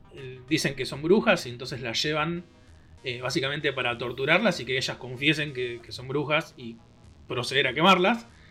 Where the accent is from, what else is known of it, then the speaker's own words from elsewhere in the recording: Argentina; folclore de nuestro país